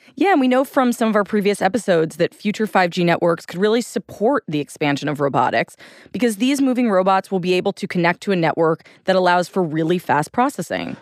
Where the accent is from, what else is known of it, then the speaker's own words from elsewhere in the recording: New York, United States; I'm a New Yorker